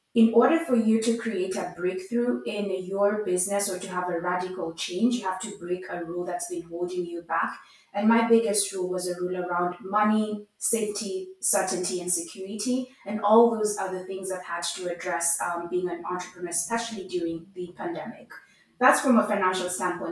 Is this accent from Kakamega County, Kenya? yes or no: no; Nairobi, Kenya; I grew up in Nairobi, Kenya